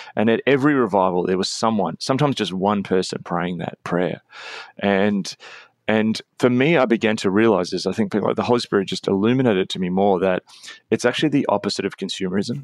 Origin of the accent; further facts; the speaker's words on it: Australia; as an Australian